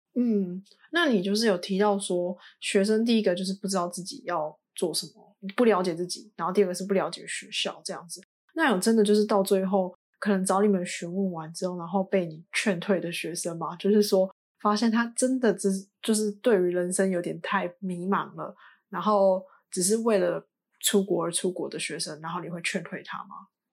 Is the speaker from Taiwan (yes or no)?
yes; Taiwan; 我们从小在台湾长大